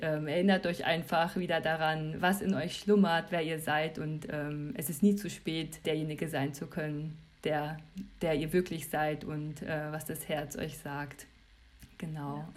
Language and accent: German; Germany; als Europäer, als Deutscher